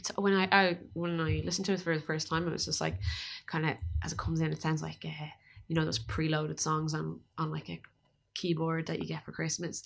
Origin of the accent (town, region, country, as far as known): Ireland